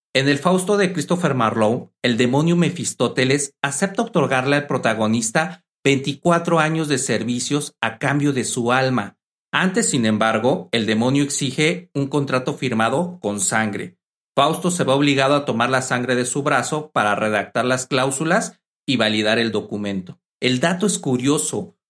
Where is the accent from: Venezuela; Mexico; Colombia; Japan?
Mexico; mi país México